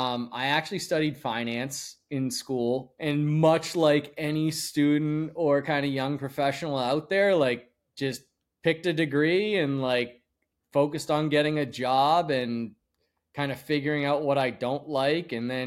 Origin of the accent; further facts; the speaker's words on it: Andover, Massachusetts, United States; north of Boston in a town called Andover, Mass, and was on our family's boat literally days after I was born in the Merrimack River up in Newburyport, Mass.